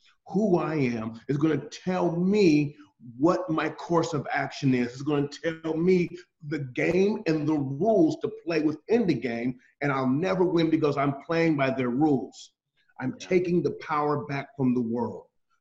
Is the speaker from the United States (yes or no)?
yes; Columbus, Ohio, United States; I'm from Columbus, Ohio, USA